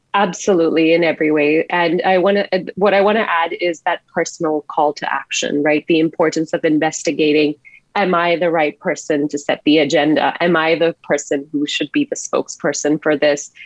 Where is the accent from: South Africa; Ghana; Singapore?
Singapore; now in Canada; I grew up in a fairly conservative household in Singapore as an Indian woman